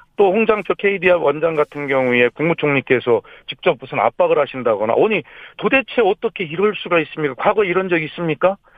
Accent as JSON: {"language": "Korean", "town": "Gongju", "region": "South Chungcheong", "country": "South Korea", "tie": "born or raised there", "said": "제 고향 충남 공주에 와서"}